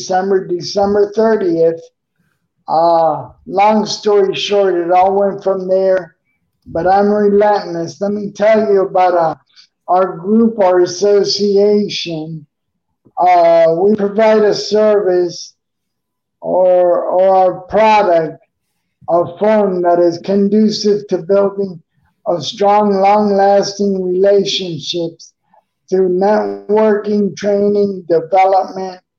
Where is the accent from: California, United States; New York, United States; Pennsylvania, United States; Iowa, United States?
New York, United States; New York City; also born or lived in Coral Gables, Florida; now in Tampa Bay, United States; I'm originally from Queens, New York